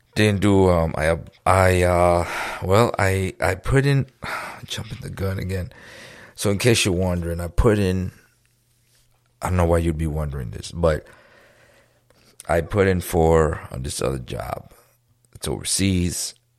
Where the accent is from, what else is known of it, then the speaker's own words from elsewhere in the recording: New York, United States; now in Florida, United States; We're from New York